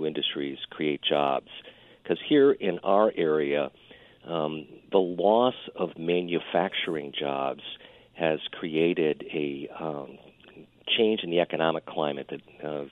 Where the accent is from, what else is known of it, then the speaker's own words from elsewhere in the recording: central New York State, United States; moved away as an adult; also born or lived in Silicon Valley; I'm a native here of upstate New York, central New York State